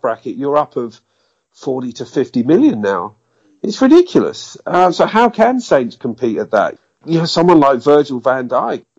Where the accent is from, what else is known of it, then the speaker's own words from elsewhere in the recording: United Kingdom; being British